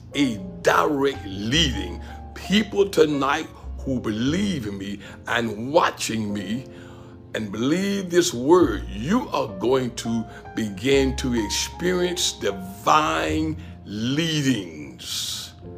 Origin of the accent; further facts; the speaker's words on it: Pensacola, Florida, United States; moved away as an adult; also born or lived in Gadsden, Alabama; my hometown, Pensacola, Florida